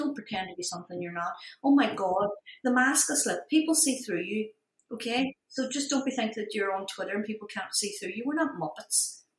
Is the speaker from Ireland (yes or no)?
yes; Ireland; I'm Irish. You know, you have to earn it.